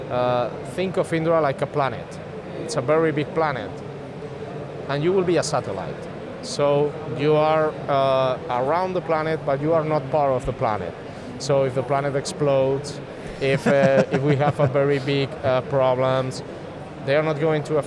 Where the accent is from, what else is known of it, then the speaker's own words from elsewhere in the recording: Spain; English is a second language; We are from Spain, so we speak Spanish.